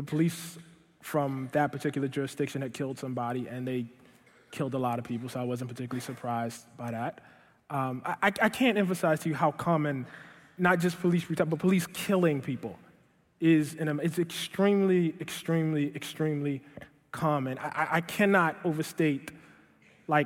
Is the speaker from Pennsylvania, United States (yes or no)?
no; Baltimore, Maryland, United States; moved away; kicked out of a magnet school in my hometown of Baltimore